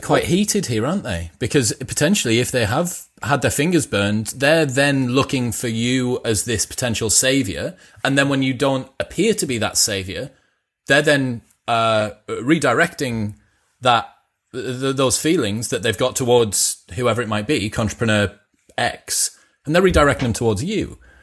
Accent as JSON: {"language": "English", "country": "United Kingdom", "said": "being British"}